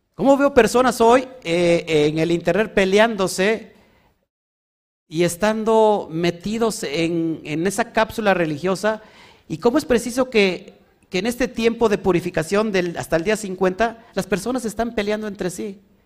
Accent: Mexico

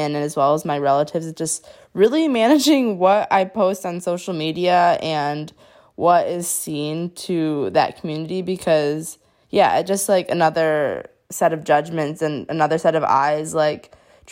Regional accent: United States; accent: American; I'm not like fully Bangladeshi because I was born and raised in the US

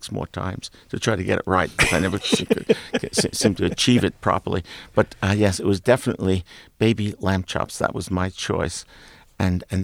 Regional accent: New York City, New York, United States; also born or lived in Coney Island / Brownsville / Gravesend; I grew up basically in Eastern Europe, in Brooklyn, in a very 17th, 18th century environment

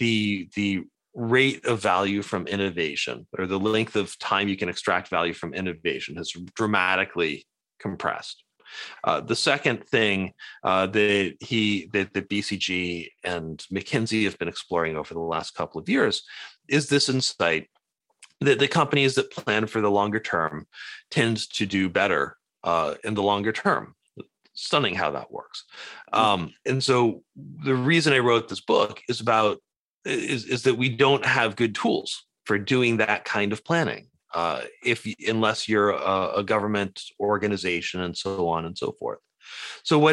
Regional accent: Cambridge, Massachusetts, United States; also born or lived in Maine; I grew up spending time in Cambridge, Massachusetts, kind of the Harvard world, and in a fishing village in Maine

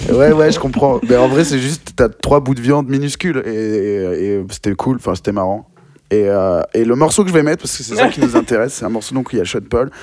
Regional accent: Bordeaux, Nouvelle-Aquitaine, France; je suis de Bordeaux

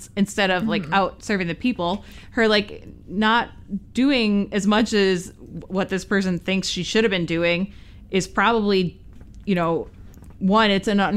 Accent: United States; as an American

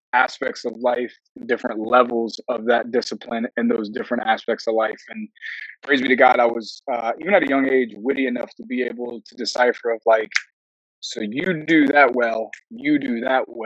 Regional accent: Woodbridge, Virginia, United States; also born or lived in Alexandria, Virginia; Born in Alexandria. Arguably Fairfax County Hospital. A couple years in Alexandria, kind of off the GW Parkway. Then my parents made the jump to down the Woodbridge

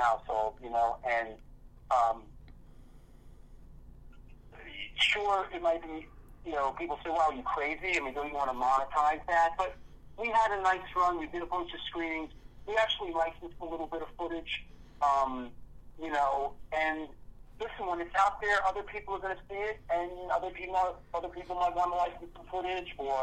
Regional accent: New York City, New York, United States; I grew up in New York City

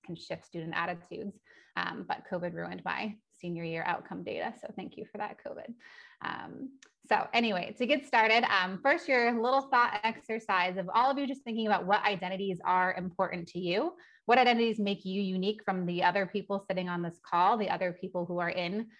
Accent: California, United States; I grew up in California

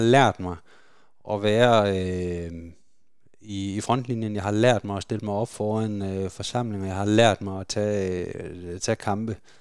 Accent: Denmark; det er vi jo som danskere

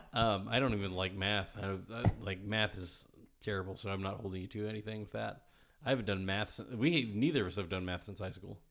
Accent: Virginia, United States; my home state

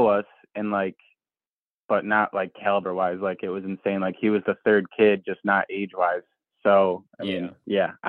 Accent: New York, United States; growing up in New York where I raced and stuff

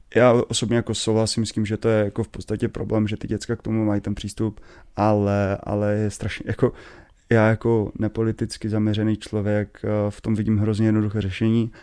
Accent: Český Těšín, Moravian-Silesian Region, Czechia; já pocházím z Těšina

